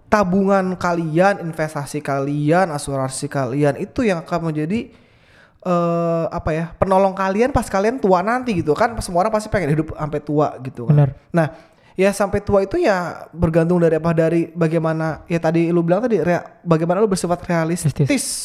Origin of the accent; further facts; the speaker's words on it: Jakarta, Indonesia; Gini, karena gue dari lahir di Jakarta gitu.